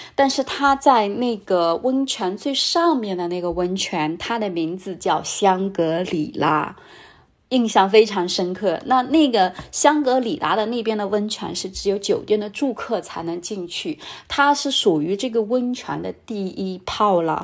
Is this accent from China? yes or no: yes; China; 我说，中国